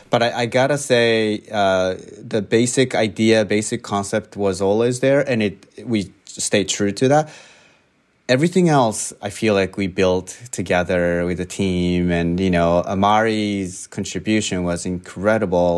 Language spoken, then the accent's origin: English; Japan; moved away as an adult; now in United States; I grew up in Japan